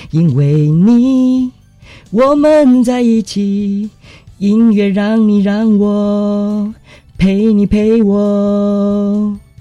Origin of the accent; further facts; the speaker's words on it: Yilan, Yilan County, Taiwan; 我其实是宜兰菜市场这边长大的孩子